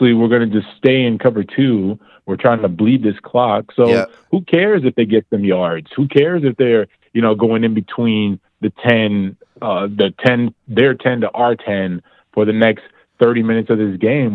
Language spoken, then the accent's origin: English; Miami, Florida, United States; I'm from Miami